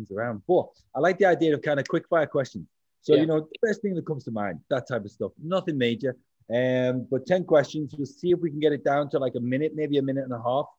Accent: England, United Kingdom; I'm English too.

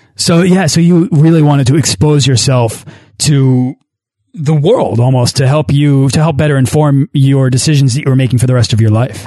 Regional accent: United States; as an as an American

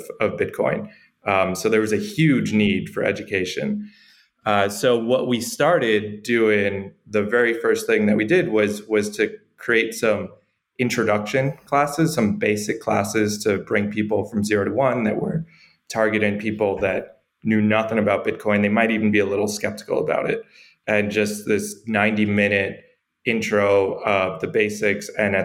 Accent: New York, United States; moved away as an adult; now in El Salvador; I'm from New York. I'm from the United States. I've been here living in El Salvador since August.

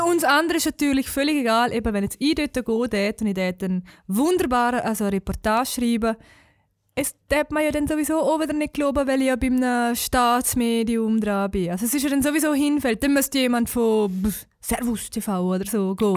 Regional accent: Switzerland; als Schweizer

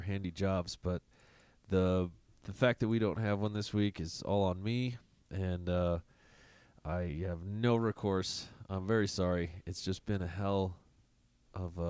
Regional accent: southern Colorado, United States; I grew up in South Colorado, so you're either Mormon or Mexican

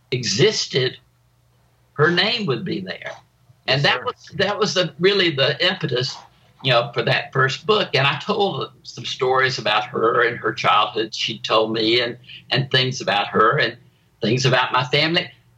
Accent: South Carolina, United States; my childhood growing up in South Carolina.

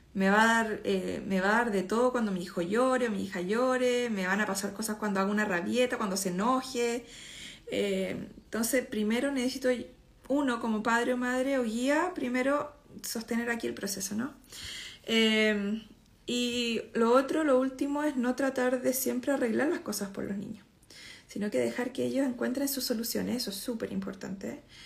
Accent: Chile; moved away as an adult; hace 10 años que no, vivo en Chile

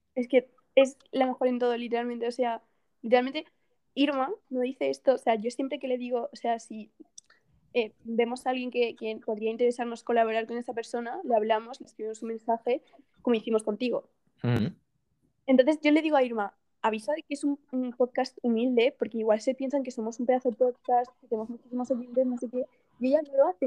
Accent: Castellón de la Plana, Valencian Community, Spain; Yo, soy de Castellón.

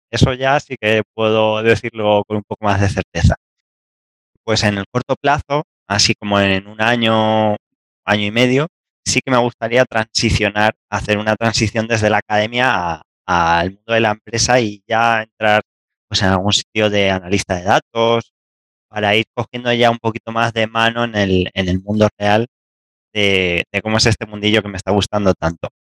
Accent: Castilla-La Mancha, Spain; moved away as an adult; also born or lived in northern Spain / Granada, Andalusia; hasta los 18 años vivía a una hora de Madrid. No, soy, de Madrid, soy de Castilla-La Mancha.

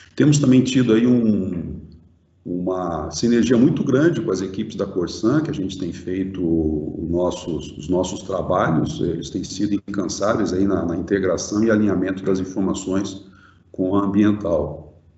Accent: Brazil; como, como brasileiro

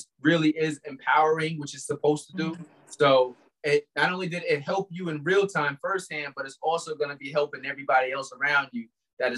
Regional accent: Albany, New York, United States

